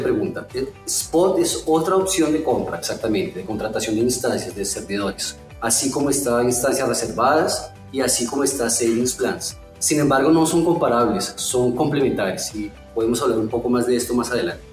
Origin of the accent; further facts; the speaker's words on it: Colombia; now in São Paulo, Brazil; A pesar de estar en Brasil, yo soy colombiano